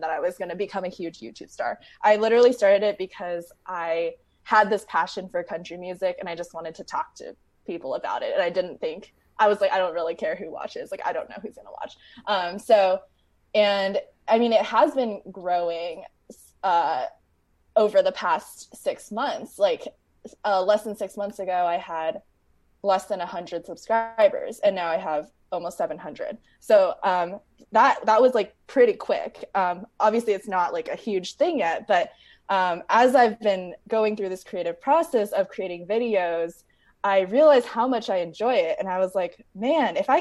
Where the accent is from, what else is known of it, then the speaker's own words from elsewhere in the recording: San Diego, California, United States; also born or lived in Bay Area, California; I grew up in San Diego, California, and then I moved up to the Bay Area for college, and I've just been in in California ever since